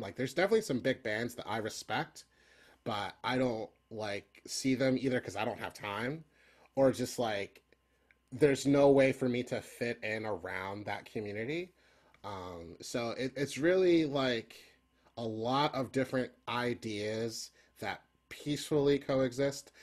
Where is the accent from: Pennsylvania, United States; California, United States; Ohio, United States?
Pennsylvania, United States; Philadelphia; growing up in Philly